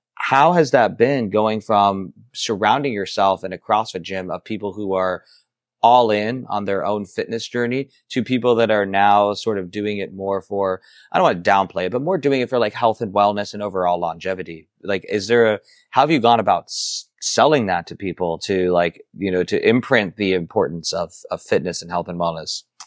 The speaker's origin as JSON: {"language": "English", "region": "Ohio", "country": "United States", "said": "I'm from Ohio, but not, close to the Midwest"}